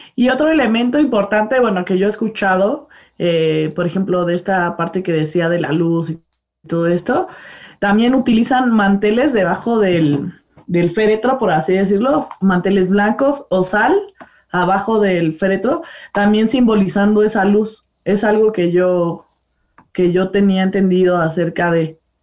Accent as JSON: {"language": "Spanish", "country": "Mexico", "said": "como mexicanos estamos empapados un poco más entre las tradiciones católicas"}